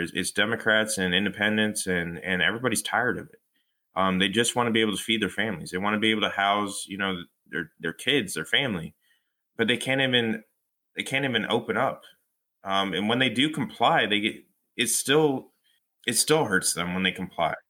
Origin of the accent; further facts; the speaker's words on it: Fullerton, California, United States; moved away as an adult; now in New Jersey, United States; I come from Fullerton, uh, California